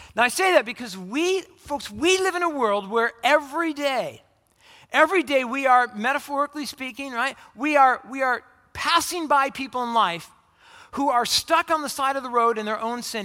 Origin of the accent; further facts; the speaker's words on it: Orange County, California, United States; moved away as an adult; also born or lived in Phoenix, Arizona; I, I grew up in Orange County, California, and I went to college in Phoenix, Arizona.